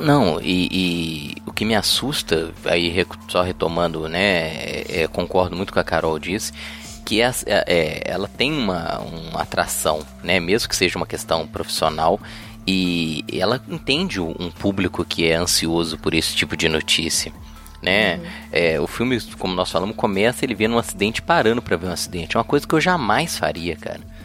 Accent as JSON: {"language": "Portuguese", "town": "Belo Horizonte", "region": "Minas Gerais", "country": "Brazil", "said": "eu sou de Belo Horizonte"}